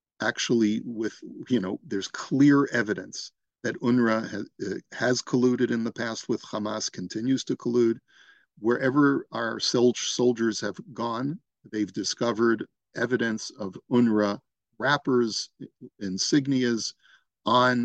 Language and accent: English; United States; now in Toronto, Canada; I'm an American originally